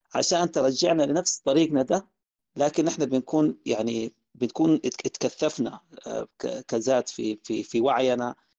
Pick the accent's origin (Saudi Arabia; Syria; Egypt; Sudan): Sudan